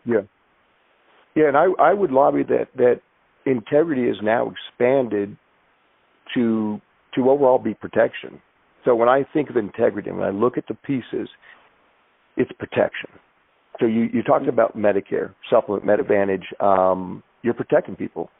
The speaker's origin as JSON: {"language": "English", "town": "Everett", "region": "Washington", "country": "United States", "tie": "born or raised there", "said": "a kid growing up with a single mom in Everett, Washington"}